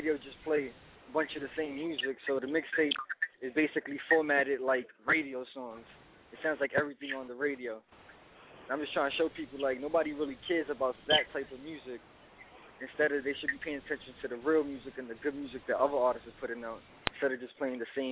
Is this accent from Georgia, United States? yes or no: no; New York City, New York, United States; I'm from the Bronx. I'm from the south side of the Bronx